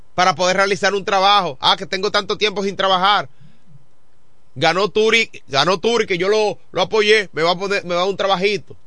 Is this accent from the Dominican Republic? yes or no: yes; Dominican Republic; Yo soy de Baté